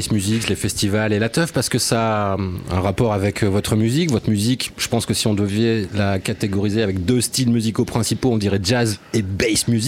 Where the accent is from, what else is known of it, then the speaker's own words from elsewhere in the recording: Mons, Wallonia, Belgium; Je viens du Borinage. Euh, Mons. Région de Mons, exactement.